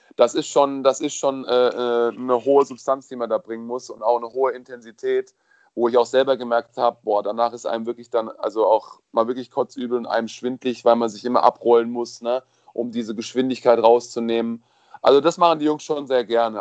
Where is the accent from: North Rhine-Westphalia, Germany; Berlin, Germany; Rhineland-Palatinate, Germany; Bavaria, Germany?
Rhineland-Palatinate, Germany; Kaiserslautern; in der Nähe von meiner Heimat, Kaiserslautern